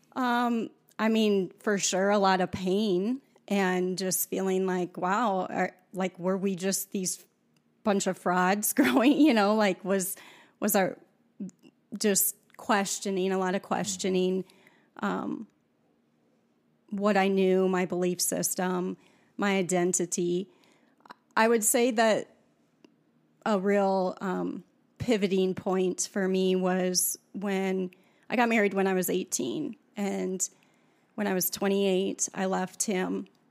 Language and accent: English; South Dakota, United States; I grew up in South Dakota on a farm